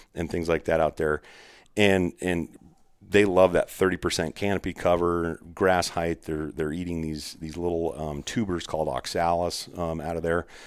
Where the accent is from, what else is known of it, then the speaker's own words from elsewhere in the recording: Arizona, United States; I'm from there